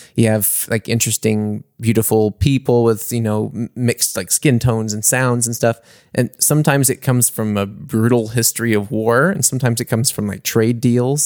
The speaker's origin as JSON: {"language": "English", "region": "Mississippi", "country": "United States", "tie": "born or raised there", "moved": "yes", "lives_now": "Munich, Germany", "said": "my hometown"}